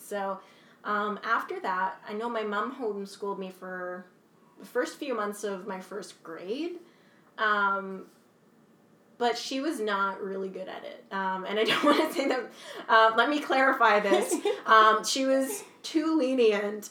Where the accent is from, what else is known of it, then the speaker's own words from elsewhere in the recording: Kingston, Ontario, Canada; I'm from Kingston, Ontario. Uh, I grew up here since I was three years old